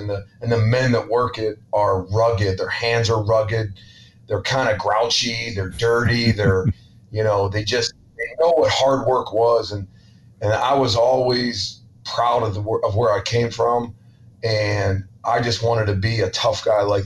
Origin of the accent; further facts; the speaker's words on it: Ambridge, Pennsylvania, United States; moved away; I'm originally from Pittsburgh, Pennsylvania, or a small town outside of Pittsburgh called Ambridge